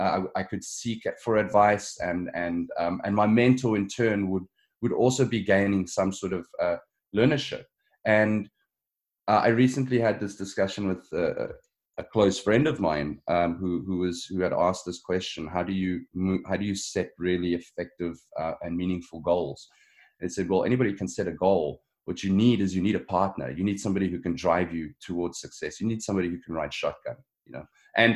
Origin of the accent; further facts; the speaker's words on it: Johannesburg, Gauteng, South Africa; moved away as an adult; now in Ontario, Canada; I grew up in Johannesburg